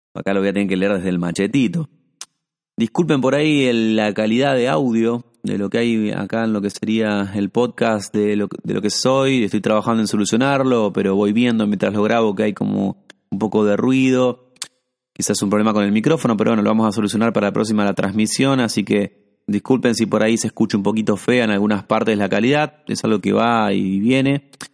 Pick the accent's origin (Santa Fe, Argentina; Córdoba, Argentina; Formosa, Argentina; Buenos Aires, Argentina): Santa Fe, Argentina; Yo encima acá que soy de Santa Fe